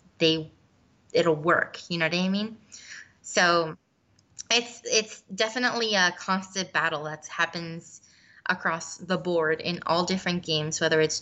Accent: Puerto Rico; I'm from Puerto Rico. I was born and raised there.

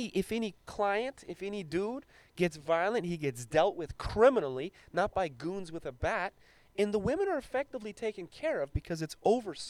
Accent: Afghanistan; now in Long Beach, United States; I was born in Afghanistan

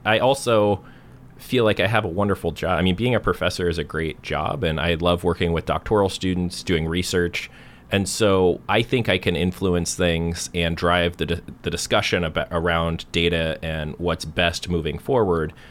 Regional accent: Portland, Oregon, United States; I grew up in Northwest Portland and went through the Beaverton School District

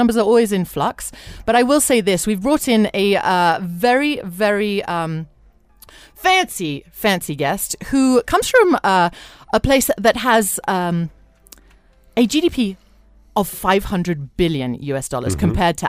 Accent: Kenya; We are all Kenyan, whatever creed or color

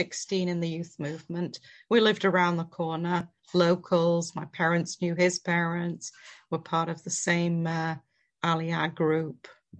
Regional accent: Manchester, North West England, United Kingdom; moved away as an adult; also born or lived in Ashkelon, Israel; now in Israel; I grew up in Manchester. A lot of people call it a ghetto of Orthodox Jews. Mainly, I went to a Jewish elementary school

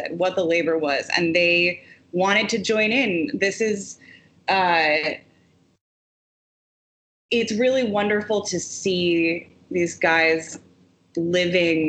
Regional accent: Wisconsin, United States; the proud labor organizing history of resistance that comes out of my home state.

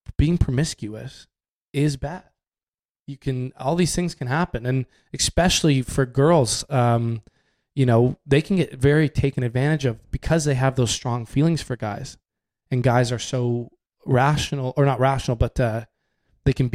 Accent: Canada; growing up in Canada

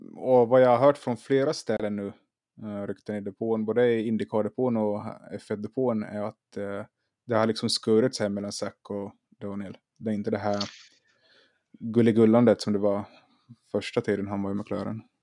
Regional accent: Finland; now in Sweden; jag är också i, som Anders i Finland. Jag är i mina hemtrakter

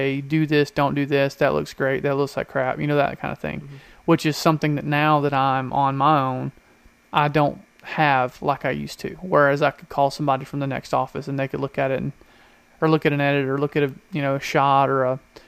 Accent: Georgia, United States; I'm from Georgia

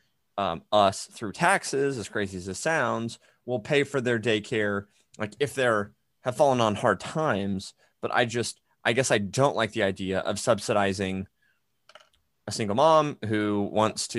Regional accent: United States; grown up in an America, and so in that sense, being an American

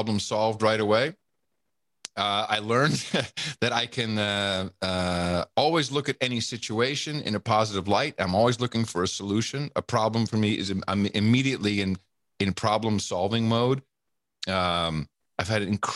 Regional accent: Amsterdam, North Holland, Netherlands; moved away; also born or lived in United States; I grew up with that. I grew up in Amsterdam

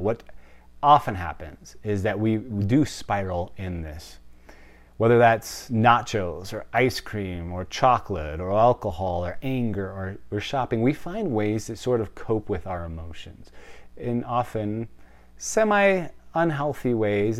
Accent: Wisconsin, United States; I'm from Wisconsin. It's the cheese state, like, cheese is in my veins

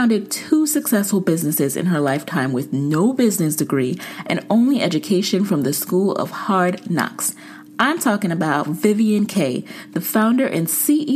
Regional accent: Jamaica; I'm Jamaican

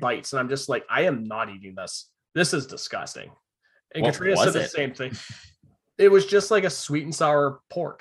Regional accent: Vancouver Island, British Columbia, Canada; we're from Vancouver Island

